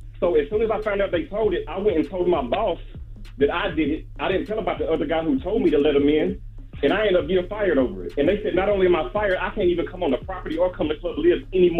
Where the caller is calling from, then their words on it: Crown Heights, New York, United States; It's …, man. I'm calling from Crown Heights.